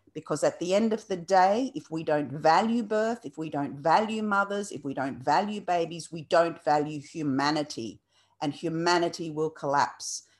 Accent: Australia; also born or lived in Lebanon; brought to Australia as a two-year-old and was separated from my, from my mother, uh, had a stepmother who was Australian. My brother came as well to Australia. And so we grew up without our natural mother

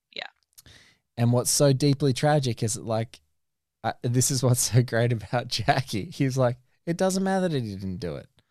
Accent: Australia; speaking as an Australian

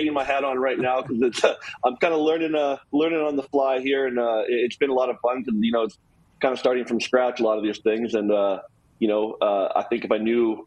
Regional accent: Canada; moved away as an adult; now in United States; growing up in Canada

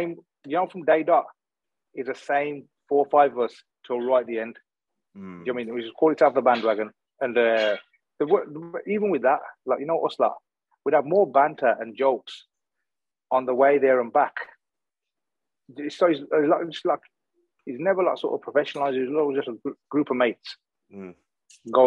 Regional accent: Smethwick, West Midlands, United Kingdom; also born or lived in Cannock; I was a kid from Smedic.

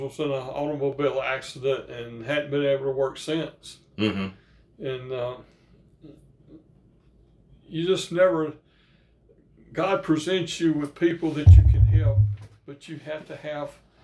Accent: Northeast Louisiana, United States; I grew up in Northeast Louisiana, kid of a paper mill worker

